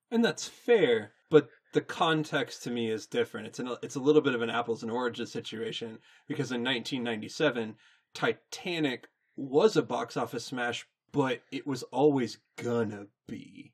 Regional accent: Texas, United States; we were theater kids in the middle of Football Central

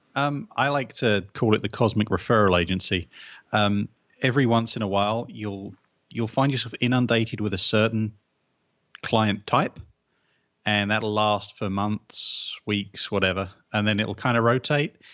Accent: England, United Kingdom; 'cause I'm English

